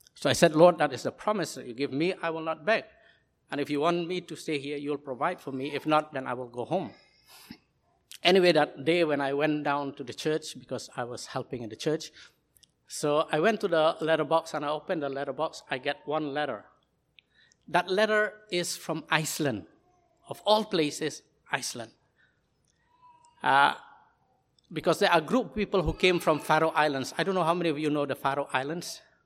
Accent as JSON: {"language": "English", "town": "Shillong", "region": "Meghalaya", "country": "India", "also_born_or_lived": "Hong Kong / China", "moved": "as an adult", "said": "We are in the northeast of India"}